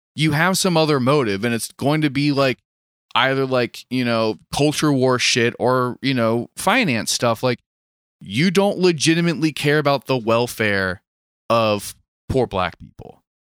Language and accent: English; Maryland, United States; I was from Maryland